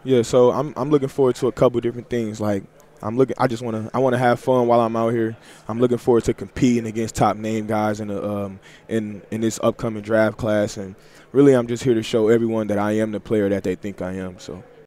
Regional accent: Detroit, Michigan, United States; growing up in Detroit

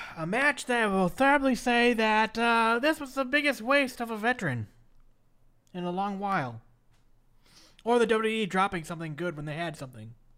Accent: Minneapolis, Minnesota, United States; my hometown of Minneapolis, Minnesota.

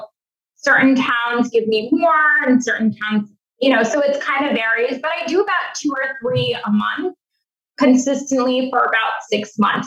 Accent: Massachusetts, United States; I'm from Massachusetts

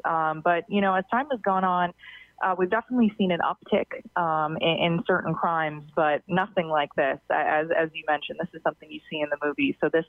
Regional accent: Florida, United States; moved away as an adult; now in Evansville, United States; I'm originally from Florida, and I had to look up Evansville on a map before I accepted the job and moved out.

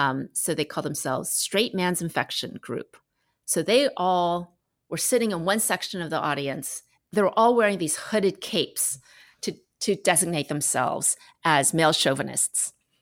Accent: United States; And I was like, I'm from America and we don't really memorize things, especially in a different language than the language we grew up in.

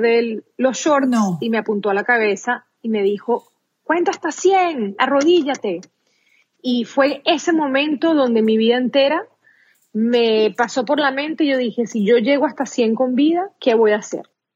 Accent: Venezuela; first language Spanish; moved away as an adult; now in United States; Soy venezolana de pura cepa, como dicen

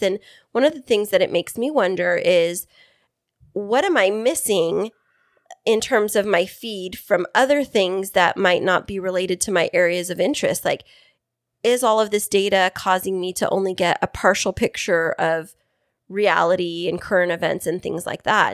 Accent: Fresno, California, United States; now in East County, San Diego area, United States; I'm from Central California

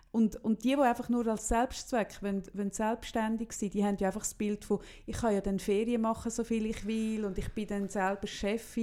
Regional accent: Switzerland; bei uns in der Schweiz

